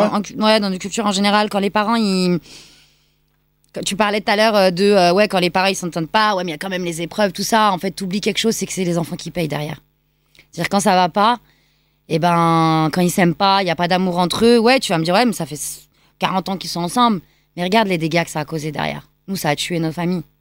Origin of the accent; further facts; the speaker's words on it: Lyon, Auvergne-Rhône-Alpes, France; also born or lived in Pakistan; je suis franco-pakistanaise, mhm. donc euh, et je grandis à Lyon